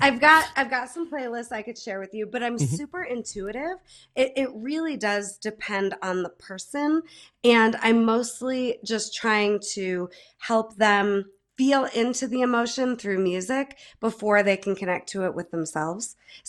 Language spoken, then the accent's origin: English; Holland Patent, New York, United States; now in Denver, United States; I'm from Holland Patton. I'm from the Mohawk Valley, love central New York